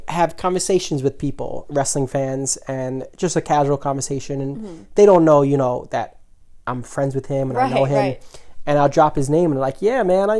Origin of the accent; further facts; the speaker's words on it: New York City, New York, United States; Staten Island. That's the streets we grew up in.